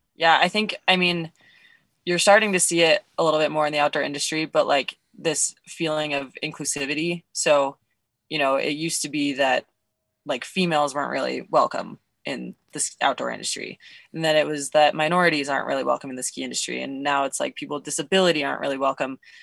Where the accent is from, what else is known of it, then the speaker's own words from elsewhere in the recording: Nevada, United States; also born or lived in Colorado / Montana; now in Bozeman, United States; I was born in Nevada. I went to high school in Colorado. I've now lived in Montana longer than I lived in Colorado, but I still lived in Nevada for longer than both of those places.